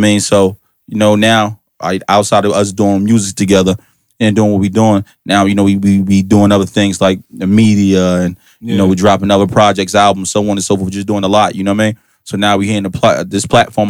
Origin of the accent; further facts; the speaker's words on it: Irvington, New Jersey, United States; I'm from Irvington